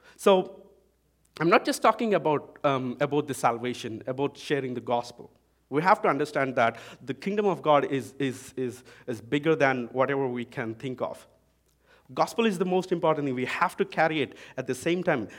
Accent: India; accent: Indian English; now in Vancouver, Canada; I'm from India

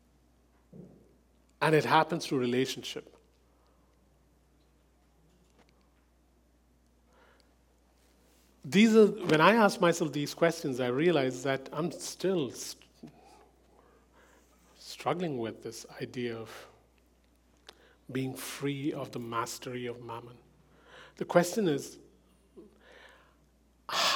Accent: India; As an Indian, I come from a culture where saving money is the first thing parents

